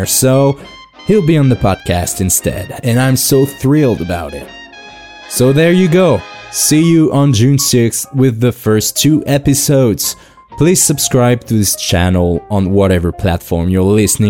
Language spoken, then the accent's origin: English; France; English is a second language; As you can probably guess by my weird accent, I'm French